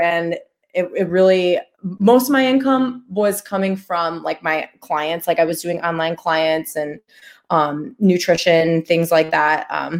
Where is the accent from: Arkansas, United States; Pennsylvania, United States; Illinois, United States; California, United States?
Illinois, United States; Chicago; I'm from Chicago. They're not really allowed where I'm from. I've never held one in my life